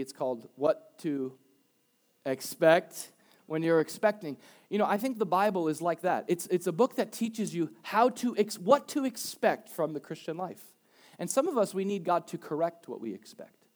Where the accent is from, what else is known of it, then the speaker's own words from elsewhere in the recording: Boca Raton, Florida, United States; I was raised in Boca